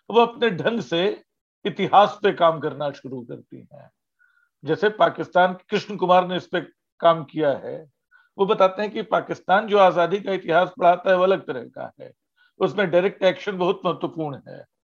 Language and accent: Hindi; Ranchi, Jharkhand, India; जैसे रांची शहर में कोई मुझे मिल जाए मेन रोड पे पूछे तुम कहाँ के हो तो मैं बताऊंगा कि जी मैं तो किशोरगंज का हूँ और अगर मैं पटना जा रहा हूँ कोई पूछे तुम कहाँ के हो तो मैं बताऊंगा मैं रांची का हूँ